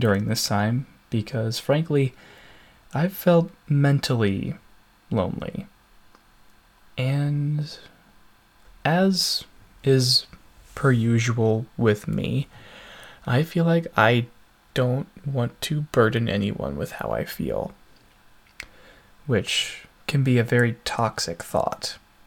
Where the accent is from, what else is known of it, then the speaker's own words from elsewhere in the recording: United States; I am from the United States